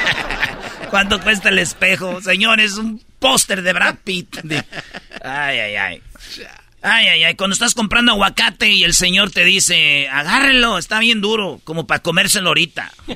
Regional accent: Jiquilpan, Michoacán, Mexico; moved away; se oía hasta donde yo vivía. Allá por el lienzo charro se oían los bailes que hacían en el estadio de Jiquilpa

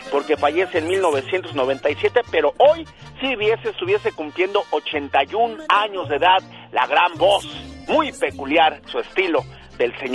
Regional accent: Guanajuato, Mexico; now in Arizona, United States; soy, de Guanajuato

